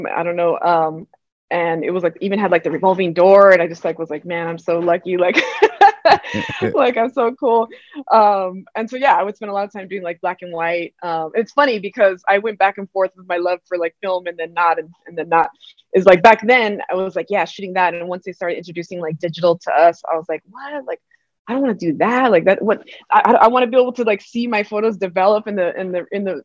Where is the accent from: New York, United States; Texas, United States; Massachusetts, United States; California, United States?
California, United States; South El Monte; I grew up in South El Monte in California, so it's like a small little neighborhood in San Gabriel Valley